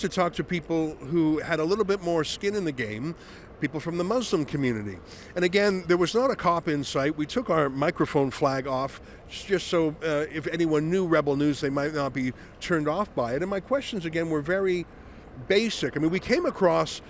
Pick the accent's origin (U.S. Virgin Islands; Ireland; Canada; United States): Canada; We're from Canada.